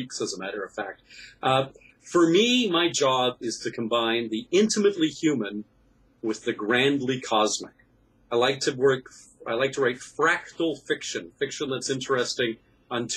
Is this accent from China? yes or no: no; Canada; I'm a Canadian science fiction writer